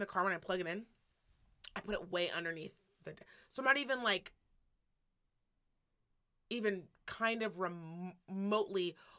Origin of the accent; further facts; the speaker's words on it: Midwest, United States; I'm from Midwest and I got taken.